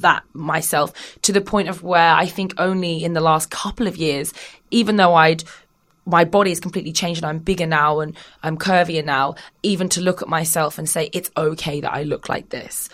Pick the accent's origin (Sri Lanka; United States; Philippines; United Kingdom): United Kingdom; also born or lived in Australia; I'm British